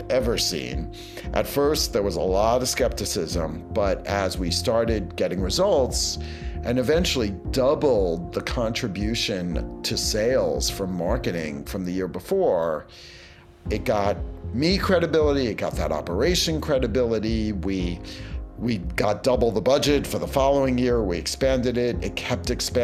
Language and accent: English; New York City, New York, United States; I grew up in Brooklyn, New York, but not the area that's pretty hip